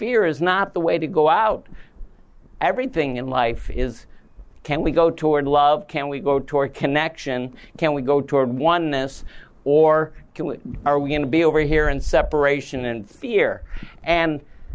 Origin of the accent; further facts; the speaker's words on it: Midwest, United States; We're both from the Midwest, we're both doctors